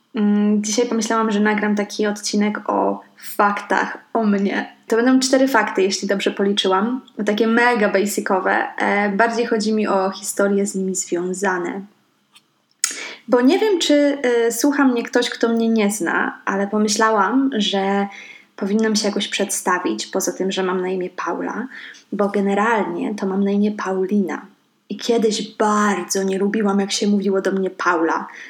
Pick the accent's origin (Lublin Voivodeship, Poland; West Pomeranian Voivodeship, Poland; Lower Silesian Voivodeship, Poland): West Pomeranian Voivodeship, Poland; Szczecin; also born or lived in Stargard; jestem ze Szczecina. E, ale też nie do końca, bo urodziłam się w Stargardzie